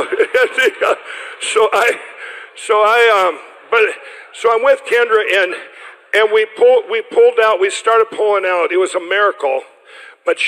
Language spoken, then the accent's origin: English; Chaska, Minnesota, United States; the one church where I'm from in Chaska